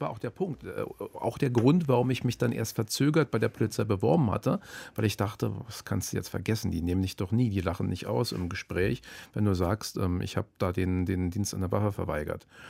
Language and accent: German; Berlin, Germany; in Zehlendorf. Da bin ich aufgewachsen in Berlin